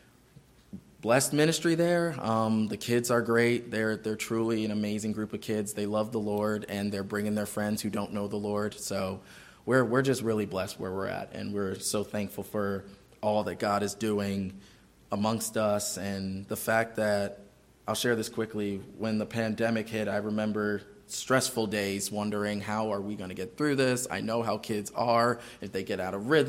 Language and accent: English; Maryland, United States; I grew up in Maryland. I'm Maryland, born and raised